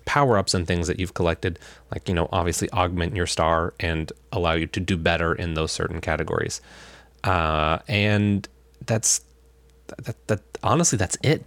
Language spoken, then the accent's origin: English; Alaska, United States; also born or lived in Olympia, Washington; now in Washington, United States; We're both originally from Alaska